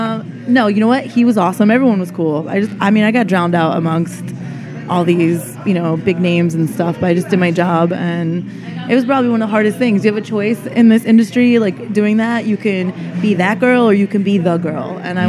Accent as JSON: {"language": "English", "region": "Connecticut", "country": "United States", "lives_now": "New York, United States", "said": "I'm Connecticut."}